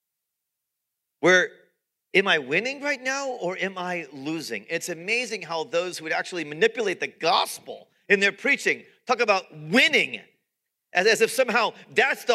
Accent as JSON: {"language": "English", "country": "United States", "said": "American followers of Jesus"}